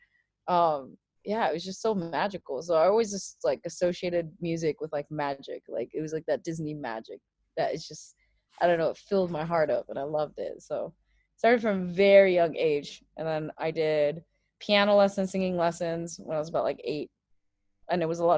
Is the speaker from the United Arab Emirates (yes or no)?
yes; Abu Dhabi, United Arab Emirates; I am from the United Arab Emirates, from Abu Dhabi.